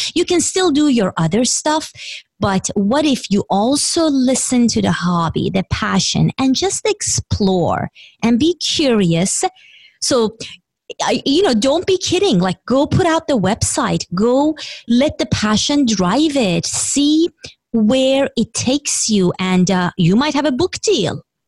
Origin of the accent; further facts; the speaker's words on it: Iran; English is a second language; moved away; I grew up in Iran, and the only board game we would play, well, my parents would play, and we would watch them because I didn't speak English when I was younger